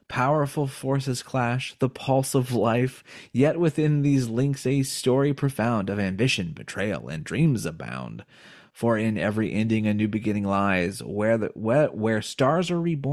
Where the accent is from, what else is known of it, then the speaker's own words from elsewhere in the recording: United States; we're American